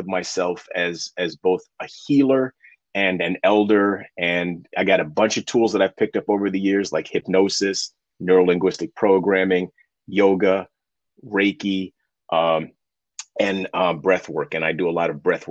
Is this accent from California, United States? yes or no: no; New York City, New York, United States; also born or lived in Hudson Valley, New York; for most of my life, I grew up in Harlem, specifically Spanish Harlem